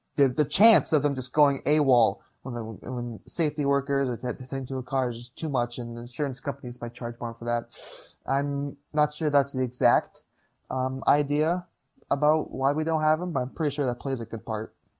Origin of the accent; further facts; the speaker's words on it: Upper Peninsula of Michigan, United States; now in Green Bay, United States; born and raised in the Upper Peninsula of Michigan